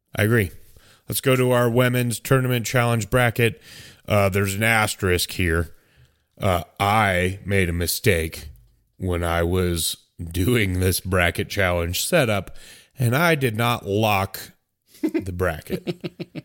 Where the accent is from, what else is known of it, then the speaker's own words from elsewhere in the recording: United States; I'm American